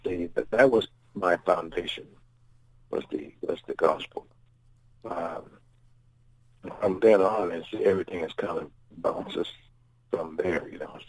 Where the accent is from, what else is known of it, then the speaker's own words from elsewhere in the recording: Los Angeles, California, United States; also born or lived in Spokane, Washington / New Orleans / San Francisco; I was born in Spokane, Washington. And from there, we went to New Orleans, and then back and forth from San Francisco to Los Angeles. So I would say I spent most of my time probably in Los Angeles, my schooling and stuff there.